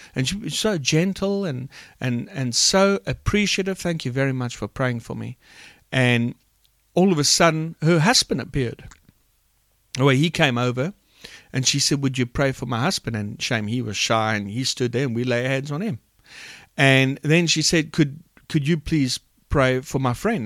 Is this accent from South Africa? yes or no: yes; Port Elizabeth, Eastern Cape, South Africa; I'm from Port Elizabeth, South Africa